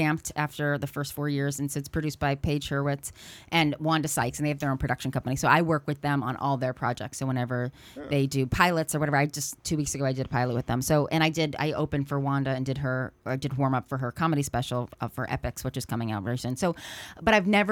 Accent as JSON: {"language": "English", "area": "Connecticut, Massachusetts", "region": "New England", "country": "United States", "also_born_or_lived": "New York", "moved": "as an adult", "lives_now": "California, United States", "said": "I'm from Connecticut, Massachusetts, a New England person"}